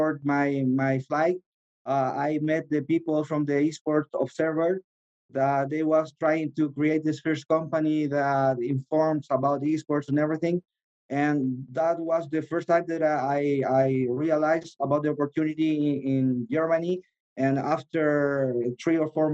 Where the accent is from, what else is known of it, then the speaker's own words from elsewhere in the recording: Chile; also born or lived in Los Angeles; in Chile, because it's my hometown